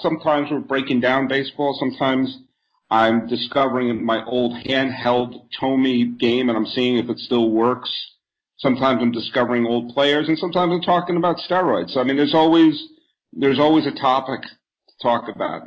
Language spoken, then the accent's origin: English; New England, United States; moved away; also born or lived in Bay Area / New York; I grew up in New England